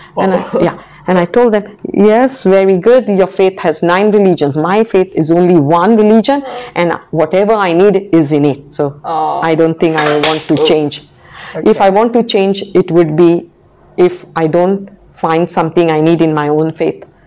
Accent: Goa, India; now in Macau; I come from Goa, which was a Portuguese colony for about 500 years.

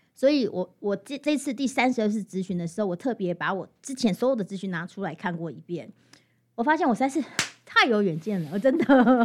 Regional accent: Hualien County, Taiwan; first language Amis; 我大学毕业回来，我其实主语讲得不好

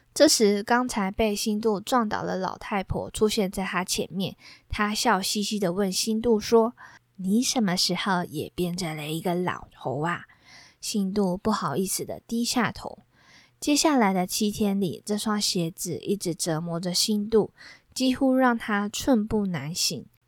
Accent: southern Taiwan, Taiwan; now in Taipei, Taiwan; 像是我的老家，比如说我过年啊、过节啊都要回到南部

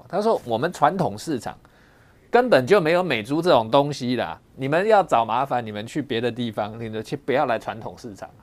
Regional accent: Taiwan; 我们台湾人

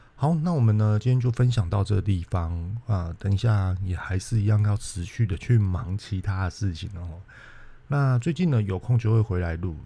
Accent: Taiwan; 我们台湾人在经营这种餐厅、餐馆

